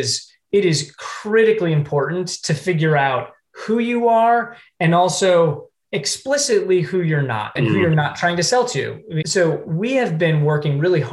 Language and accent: English; Ohio, United States; moved away; I am from Ohio originally